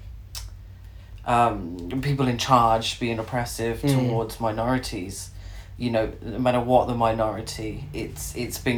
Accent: United Kingdom; I'm British

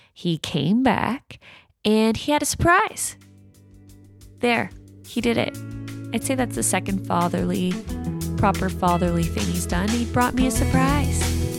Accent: Canada; I say pasta 'cause I'm Canadian

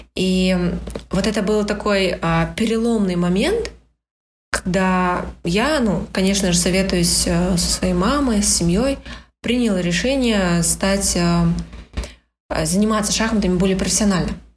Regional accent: Astana, Kazakhstan; это все в Астане. Э, я коренной столичный житель.

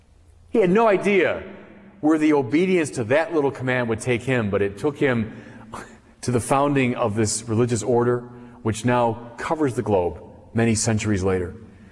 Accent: Chicago, Illinois, United States; I'm a Chicagoan.

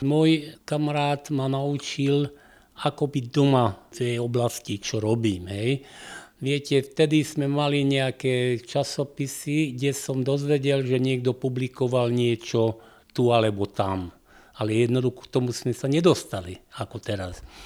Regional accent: Gemer, Slovakia; also born or lived in Košice; Ja som z Gemera, a môj otec a mama pracovali ako rolníci.

